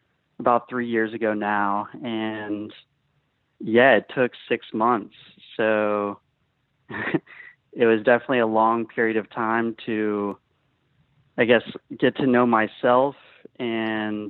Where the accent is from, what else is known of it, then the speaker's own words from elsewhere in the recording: Austin, Texas, United States; I'm from Austin, Texas